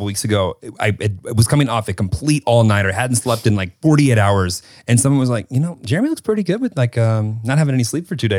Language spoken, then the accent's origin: English; Illinois, United States; moved away as an adult; also born or lived in Kentucky; I'm from Illinois, but I eventually got to the South.